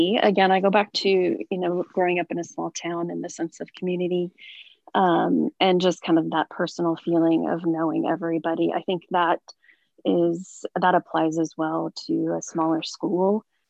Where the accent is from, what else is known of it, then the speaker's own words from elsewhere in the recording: Madras, Oregon, United States; moved away; also born or lived in Seattle, Washington; growing up in Madras, Oregon was the small town sense of community that we had there. Everyone knew everyone